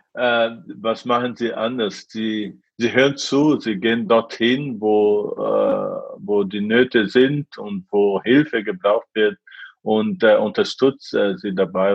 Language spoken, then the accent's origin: German; Brazil; German is a second language; moved away as an adult; also born or lived in Japan; now in Germany; in meiner Heimat äh, in Brasilien